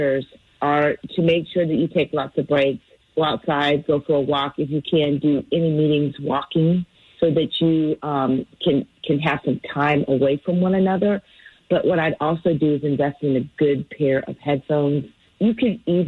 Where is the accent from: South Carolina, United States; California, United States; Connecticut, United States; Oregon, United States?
California, United States; moved away; I'm from California. We don't put sugar in our tea